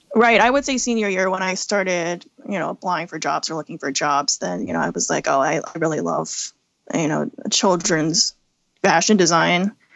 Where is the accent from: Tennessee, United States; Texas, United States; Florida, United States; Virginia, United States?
Virginia, United States; Midlothian; I grew up in Midlothian, Virginia, which is a suburb outside Richmond